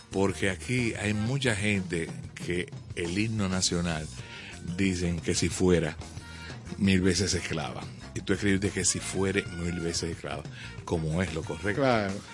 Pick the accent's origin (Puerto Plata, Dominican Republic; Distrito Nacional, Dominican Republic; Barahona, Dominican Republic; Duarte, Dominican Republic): Puerto Plata, Dominican Republic; Desde que llegué de Puerto Plata, lo primero que hice fue